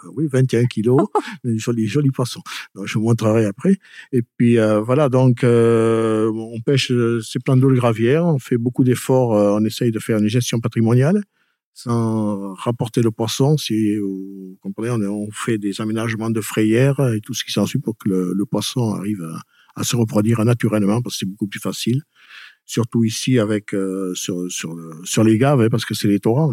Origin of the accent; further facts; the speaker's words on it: Pouillon, Nouvelle-Aquitaine, France; moved away as an adult; now in Peyrehorade, France; Je suis pas originaire de Peyroade. Je suis originaire de Pouillon